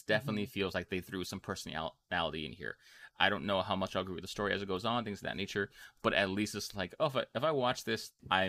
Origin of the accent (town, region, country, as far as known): United States